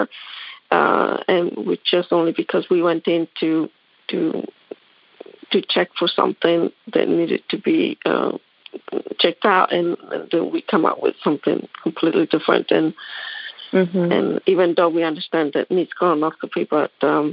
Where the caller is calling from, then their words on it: Hilton Head, South Carolina, United States; I'm calling from South Carolina as well, Hilton Head